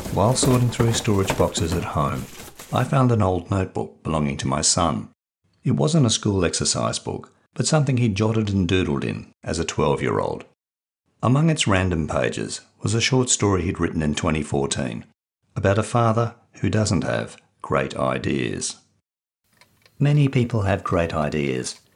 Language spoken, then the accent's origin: English; Perth, Western Australia, Australia; I grew up in Perth, Western Australia